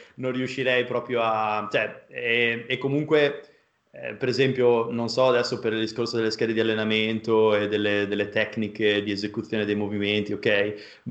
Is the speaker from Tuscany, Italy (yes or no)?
no; a small town in the province of Modena, Emilia-Romagna, Italy; moved away; vengo da un paesino eh, della provincia di Modena, eh, veramente piccolo